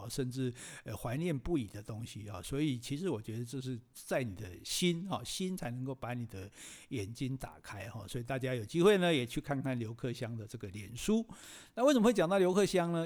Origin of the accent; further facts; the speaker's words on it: Taiwan; 我们台湾人